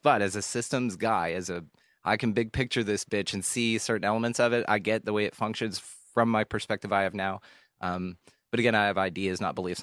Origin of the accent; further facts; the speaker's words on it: Keller, Texas, United States; also born or lived in Houston, Texas; I grew up in a, a small ish suburban town. It wasn't on land or anything, so we weren't like farmers and shit. It was just a small town, uh, small commu- suburban community in North Texas uh, called Keller, Texas.